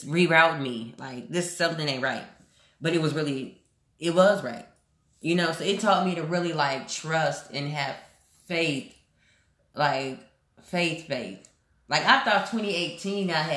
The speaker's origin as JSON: {"language": "English", "town": "Houston", "region": "Texas", "country": "United States", "tie": "born or raised there", "also_born_or_lived": "Omaha, Nebraska", "moved": "as an adult", "said": "when I left Houston last year"}